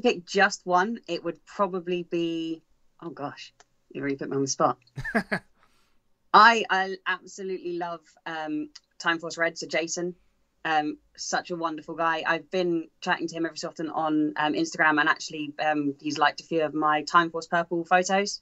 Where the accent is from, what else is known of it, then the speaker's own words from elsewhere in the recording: England, United Kingdom; being from England